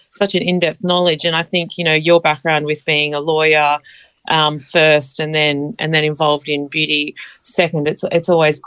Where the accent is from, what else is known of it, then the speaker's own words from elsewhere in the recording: Sydney, New South Wales, Australia; I've been, like, born and bred in Sydney